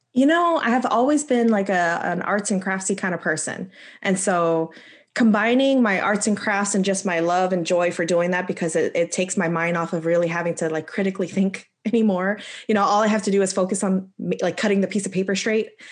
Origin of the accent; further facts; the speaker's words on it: the DC area, Maryland, United States; moved away as an adult; also born or lived in North Carolina; I'm originally from Maryland, the DC area